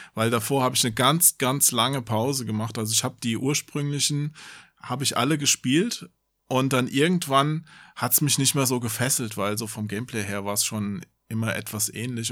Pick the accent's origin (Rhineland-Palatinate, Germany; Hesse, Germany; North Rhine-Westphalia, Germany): Hesse, Germany; bei uns in Hessen